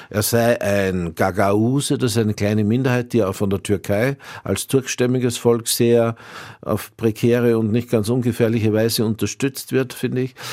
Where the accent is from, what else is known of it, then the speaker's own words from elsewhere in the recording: Austria; Wie sehr das jetzt mit, mein, mit Österreich und meiner, ja, könnte man sagen, nicht nur nur hm, kleinösterreichisch-heutigen, sondern eher altösterreichisch äh, Vergangenheit zusammen